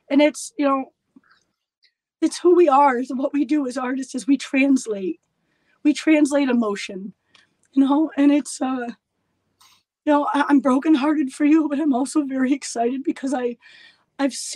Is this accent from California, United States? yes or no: no; Elmira, New York, United States; My hometown of Elmira, New York